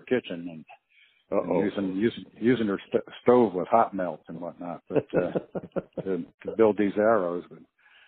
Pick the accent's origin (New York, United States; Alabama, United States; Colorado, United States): New York, United States; Ossining; now in Alaska, United States; I was a kid from upstate New York and a little town called Ossining along the Hudson River